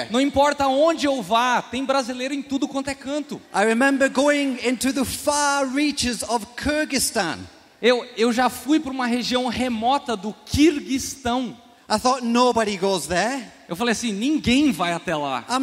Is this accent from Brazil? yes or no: no; England, United Kingdom; Portuguese is a second language; now in United States; So even though it says I am from America, ah, mesmo que eu more nos Estados Unidos ou que eu seja dos Estados Unidos, I was born and raised in England. eu nasci e fui criado na Inglaterra.